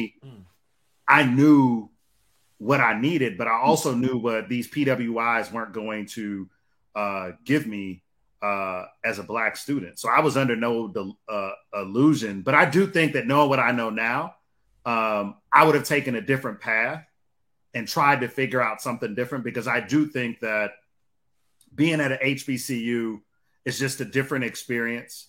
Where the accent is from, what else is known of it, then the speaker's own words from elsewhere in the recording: Detroit, Michigan, United States; growing up in Detroit